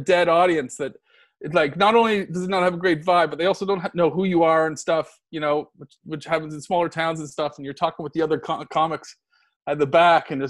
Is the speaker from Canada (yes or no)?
yes; Nova Scotia, Canada; now in Los Angeles, United States; I'm from Nova Scotia too.